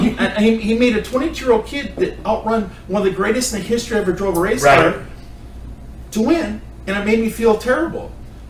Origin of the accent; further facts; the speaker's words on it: Wisconsin, United States; I grew up in Wisconsin against the toughest race car drivers in the world.